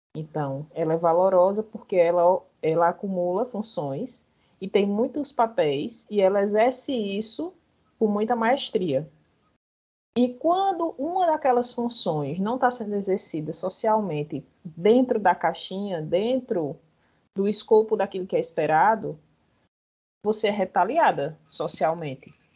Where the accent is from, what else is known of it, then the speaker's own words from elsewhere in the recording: Bahia, Brazil; now in Paraíba, Brazil; Eu sou baiana de nascença